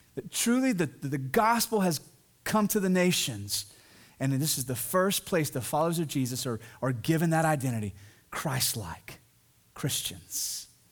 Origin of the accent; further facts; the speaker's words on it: the South, United States; I'm from the South, I'm from this area, and even here in the Bible Belt